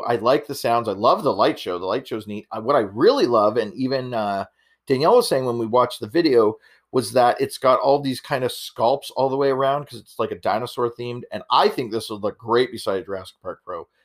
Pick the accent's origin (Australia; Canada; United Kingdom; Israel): Canada; I'm Canadian